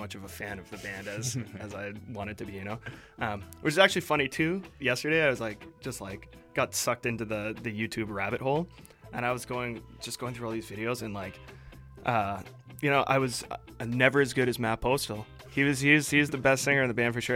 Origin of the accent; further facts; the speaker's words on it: Edmonton, Alberta, Canada; moved away as an adult; now in Vancouver, Canada; I grew up in Edmonton